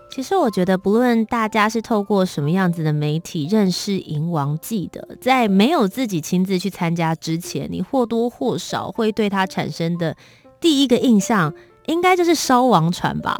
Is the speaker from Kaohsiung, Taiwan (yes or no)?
yes; Kaohsiung, Taiwan; 我本身是高雄人